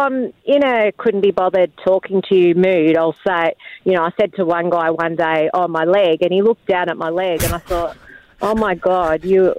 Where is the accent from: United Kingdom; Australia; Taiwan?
Australia; Central Australia; I'm a proud Arundel woman and come from Central Australia